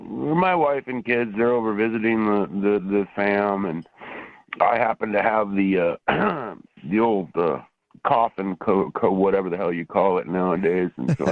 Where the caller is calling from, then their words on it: Portland, Oregon, United States; I'm calling from Portland, Oregon.